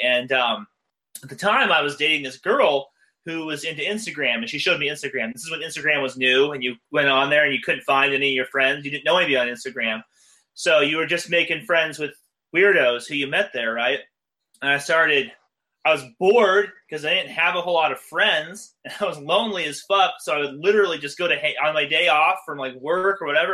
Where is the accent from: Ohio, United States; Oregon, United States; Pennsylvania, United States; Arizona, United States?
Arizona, United States; Phoenix; moved away as an adult; also born or lived in Los Angeles, California; I moved to Los Angeles from my hometown, Phoenix, Arizona